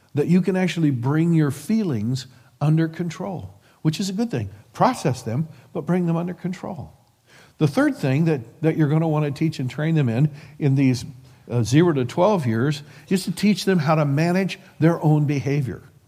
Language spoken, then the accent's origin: English; Midwest, United States; we're from the Midwest